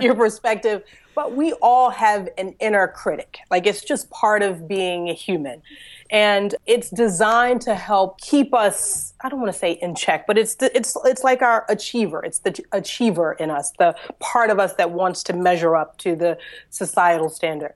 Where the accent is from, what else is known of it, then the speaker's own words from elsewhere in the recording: Philadelphia, Pennsylvania, United States; I was born and raised in Philadelphia, in Pennsylvania